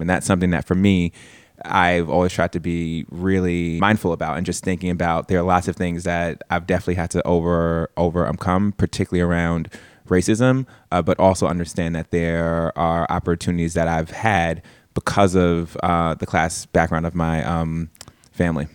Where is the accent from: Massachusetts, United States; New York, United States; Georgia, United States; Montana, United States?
New York, United States; New York City; I'm born and raised in East, um, Harlem.